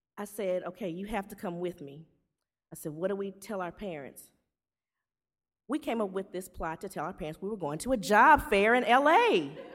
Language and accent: English; Shreveport, Louisiana, United States; I'm from Shreveport, Louisiana.